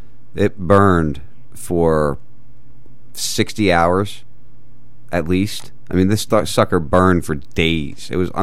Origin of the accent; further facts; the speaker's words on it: outside Philadelphia, New Jersey, United States; moved away; also born or lived in Wharton State Forest, New Jersey; I grew up in South Jersey, right outside Philly, spent a lot of time in Philly.